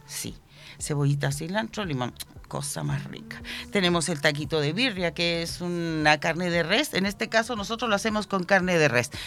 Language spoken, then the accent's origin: Spanish; Lázaro Cárdenas, Michoacán, Mexico; now in Chile; somos de Michoacán, de México, de Ciudad Lázaro Cárdenas, puntualmente.